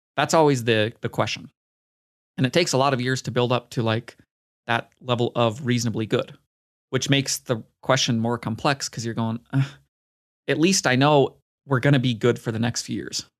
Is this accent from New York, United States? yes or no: no; Utah, United States; my home state